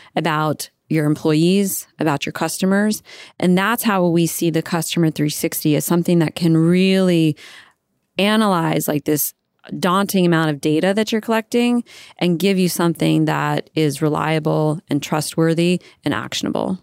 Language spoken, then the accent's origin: English; Virginia, United States; moved away as an adult; also born or lived in California; I was raised in Virginia.